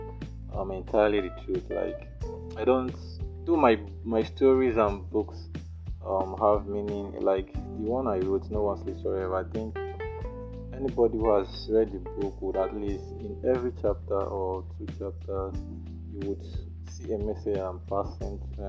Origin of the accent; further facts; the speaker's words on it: Nanka, Anambra, Nigeria; my hometown, Nanka